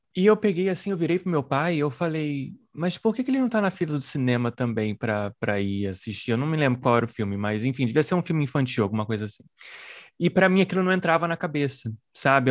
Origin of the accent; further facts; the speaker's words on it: Brazil; como brasileiros, né, somos filhas e filhos do, do colonialismo